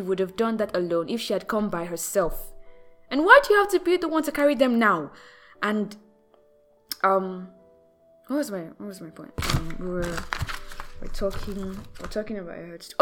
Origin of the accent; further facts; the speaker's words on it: Nigeria; a Nigerian spoken word artist